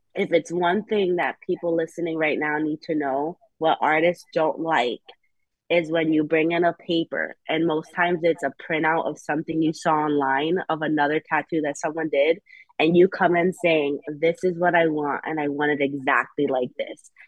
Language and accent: English; New Haven, Connecticut, United States; also born or lived in Hamden; I'm born and raised in New Haven